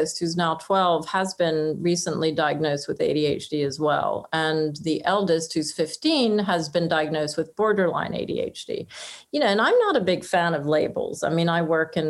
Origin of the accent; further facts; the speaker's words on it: France; moved away; also born or lived in Oxford; I was brought up in France